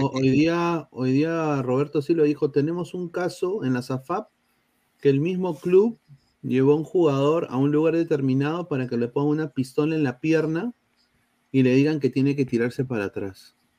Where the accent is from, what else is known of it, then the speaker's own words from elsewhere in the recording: Peru; los cacheros somos los peruanos